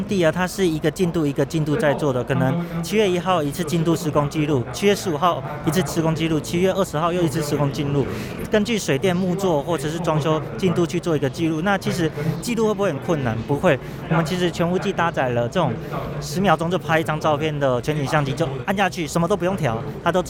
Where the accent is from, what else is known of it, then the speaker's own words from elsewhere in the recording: Nantou County, Taiwan; 我是南投人。